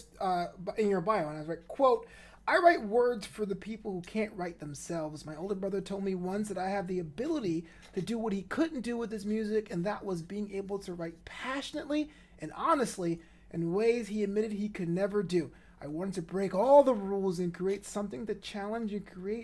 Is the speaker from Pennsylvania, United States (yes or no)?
no; New York City, New York, United States; I grew up in Brooklyn.